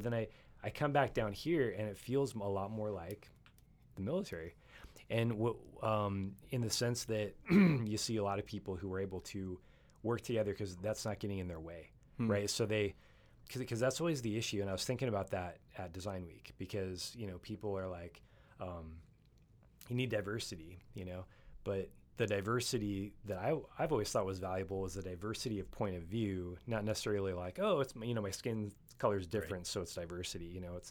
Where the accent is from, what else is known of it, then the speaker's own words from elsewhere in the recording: Oregon, United States; also born or lived in Panama; So I come from Oregon, right?